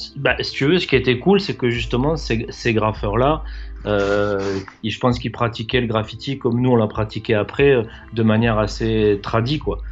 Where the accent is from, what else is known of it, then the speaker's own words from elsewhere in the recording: Toulouse, Occitania, France; je suis toulousain, je suis né, je suis né ici.